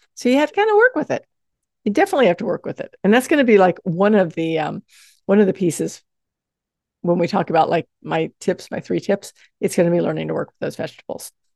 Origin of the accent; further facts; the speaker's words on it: the South, United States; I grew up in the South